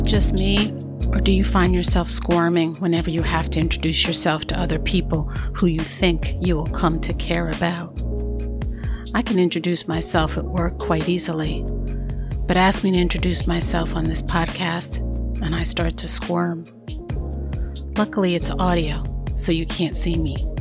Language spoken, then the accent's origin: English; New York City, New York, United States; accent: New York; I'm a New Yorker there's an accent I'm supposed to have. Truthfully, I have it